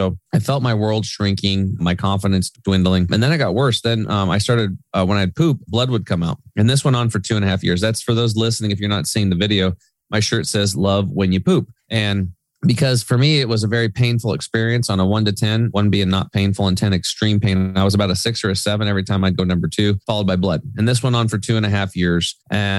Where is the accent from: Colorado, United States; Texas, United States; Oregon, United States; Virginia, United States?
Oregon, United States; Eastern; I grew up over in Eastern Oregon on a farm.